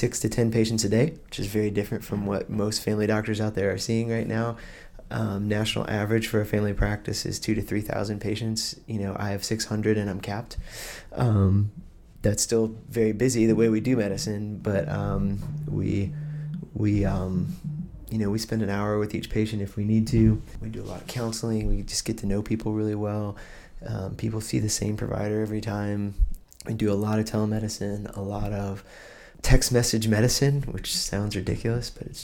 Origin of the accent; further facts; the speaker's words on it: just north of Athens, Georgia, United States; now in Blacksburg, United States; I grew up in just north of Athens, Georgia